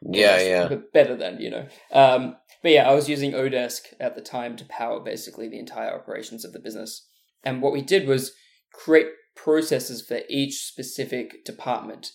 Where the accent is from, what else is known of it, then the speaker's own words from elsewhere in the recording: Australia; moved away as an adult; also born or lived in Burleigh Heads; now in Los Angeles, United States; I'm from Australia, in case you can't hear with the accent, but normally live in Los Angeles